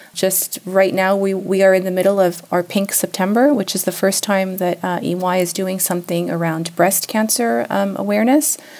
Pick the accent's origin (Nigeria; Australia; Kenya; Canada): Canada; moved away as an adult; now in Switzerland; I have Swiss parents, but I was born and raised in Canada.